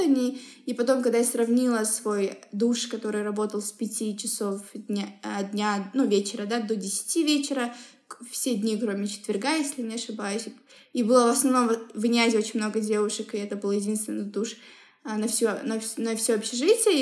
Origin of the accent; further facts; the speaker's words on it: Semey, Abai Region, Kazakhstan; мы все росли в Семипалатинске